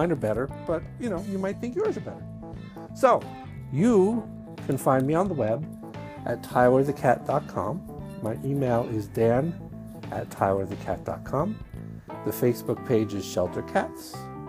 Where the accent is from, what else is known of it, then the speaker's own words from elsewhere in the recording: Brooklyn, New York, United States; accent: Brooklyn; Right now, as I'm speaking to you in my Brooklyn accent, I think I have one, but some people have told me they don't hear it anymore.